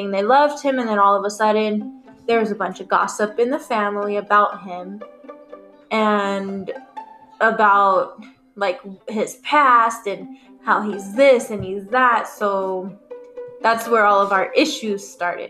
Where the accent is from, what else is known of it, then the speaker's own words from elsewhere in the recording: Germany; moved away; I was born in Germany